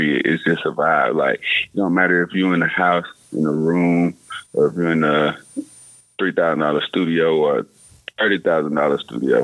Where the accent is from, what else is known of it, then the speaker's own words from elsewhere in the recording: Hazlehurst, Georgia, United States; growing up in Hazelhurst, it's like, it's nothing but the streets